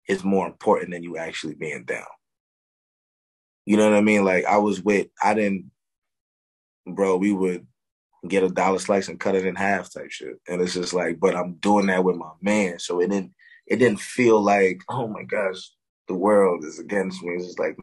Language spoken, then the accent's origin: English; Newburgh, New York, United States; also born or lived in Brooklyn, New York; I was born in Brooklyn, grew up in Newburgh.